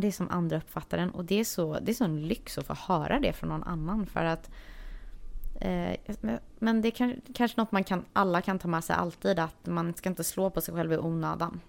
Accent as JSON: {"language": "Swedish", "town": "Varberg", "region": "Halland County", "country": "Sweden", "also_born_or_lived": "Stockholm, Sweden", "moved": "as an adult", "lives_now": "Los Angeles, United States", "said": "Jag kommer från Varberg som är en liten stad på västkusten. Men jag har bott de senaste 10-11 åren tror jag i Stockholm."}